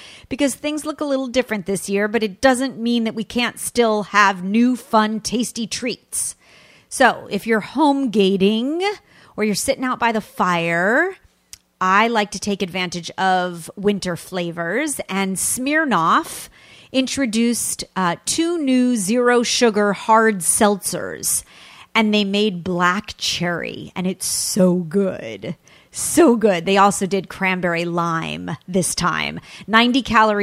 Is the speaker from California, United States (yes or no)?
yes; California, United States; sunny California, which is my home state